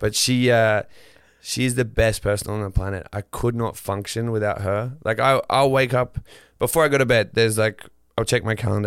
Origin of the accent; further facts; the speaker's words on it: northern Queensland, Australia; moved away as an adult; where I grew up in northern Queensland